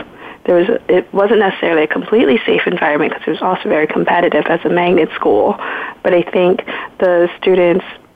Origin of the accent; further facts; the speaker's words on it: Philadelphia, Pennsylvania, United States; also born or lived in Vietnam; growing up in Philadelphia, my parents had a hard time asking for help